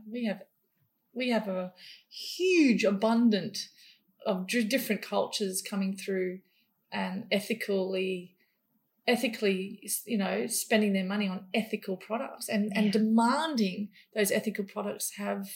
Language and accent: English; Papua New Guinea; moved away; also born or lived in Indonesia; I grew up in New Guinea killing animals.